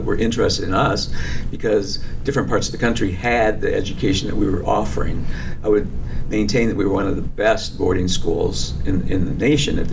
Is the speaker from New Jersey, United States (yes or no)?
yes; New Jersey, United States; also born or lived in Michigan / Ohio / Grand Rapids, Michigan / Hatfield, Pennsylvania; now in Union Grove, United States; I was born in Michigan, raised in New Jersey, and schooled in Ohio